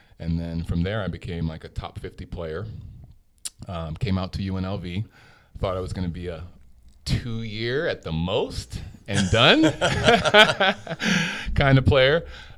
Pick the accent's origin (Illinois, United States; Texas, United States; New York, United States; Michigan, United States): New York, United States; New York City; also born or lived in Jamaica; I was born in New York City. Grew up in New York. I went to school out there. I moved around a lot.